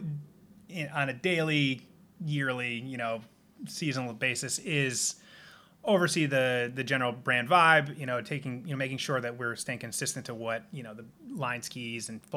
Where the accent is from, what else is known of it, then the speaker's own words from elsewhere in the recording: Simsbury, Connecticut, United States; also born or lived in Canada; now in Seattle, United States; I'm from the East Coast, Connecticut. Originally, we're sitting here in my house in Seattle, Washington